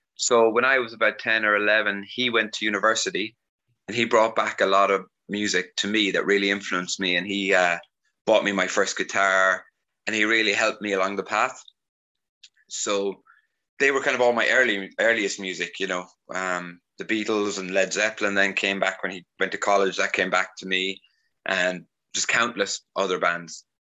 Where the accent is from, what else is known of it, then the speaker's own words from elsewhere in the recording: Ireland; also born or lived in Carlow, Ireland; now in Sofia, Bulgaria; growing up in Ireland